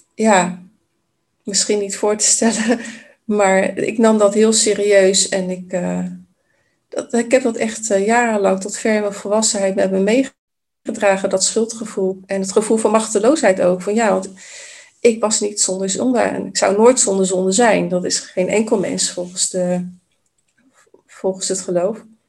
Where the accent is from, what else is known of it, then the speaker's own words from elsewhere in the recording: Vlaardingen, South Holland, Netherlands; also born or lived in Maassluis; mijn wiegje heeft gestaan in, ja, in Maasluis oorspronkelijk. Ehm, en ik ben grotendeels opgegroeid in Vlaardingen.